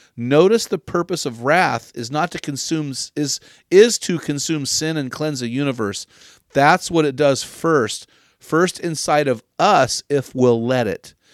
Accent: San Luis Obispo, California, United States; my hometown of San Luis Obispo

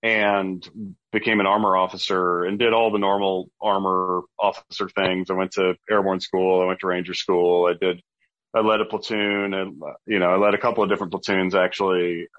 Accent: Minot, North Dakota, United States; moved away; So I am from North Dakota, born and raised near a Air Force base, actually, in Minot, North Dakota.

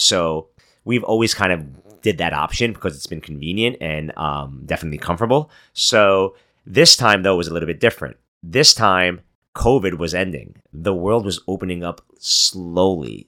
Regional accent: New York City, New York, United States; moved away; I'm from Brooklyn, New York, and uh, my parents live in Brooklyn currently.

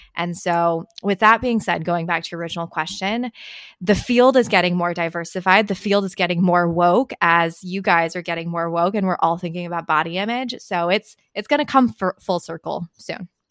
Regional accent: Marin County, California, United States; English is a second language; I grew up in Marin County in the Bay

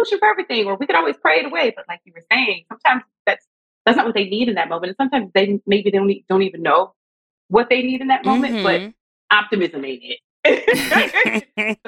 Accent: Lake Charles, Louisiana, United States; now in Los Angeles, United States; I'm from Lake Charles, Louisiana. I'm a small town girl.

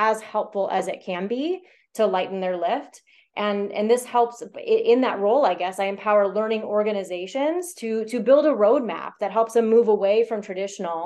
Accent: Iowa, United States; I was born and raised here in Iowa

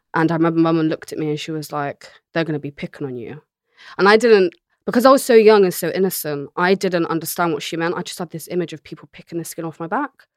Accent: Bristol, South West England, United Kingdom; moved away; also born or lived in London; she raised me in a place called Hartcliff in Bristol

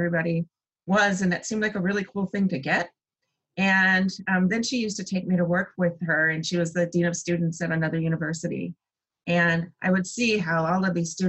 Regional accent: Grand Rapids, Michigan, United States; also born or lived in Chicago, Illinois / Indianapolis, Indiana; I was born in Chicago, Illinois, and my parents very quickly moved to Grand Rapids, Michigan

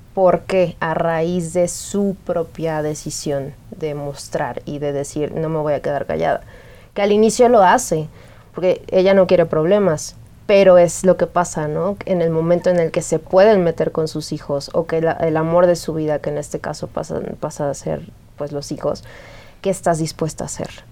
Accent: Xalapa, Veracruz, Mexico; yo soy de Jalapa

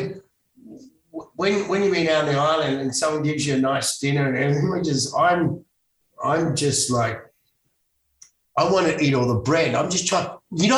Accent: Sydney, New South Wales, Australia; also born or lived in Los Angeles, United States; I'm a Bondi boy.

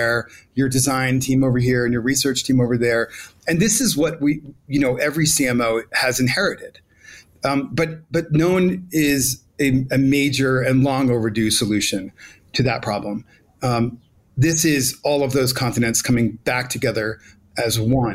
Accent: New York City, New York, United States; I love Brooklyn. That's my hometown, but I am here in Mexico City

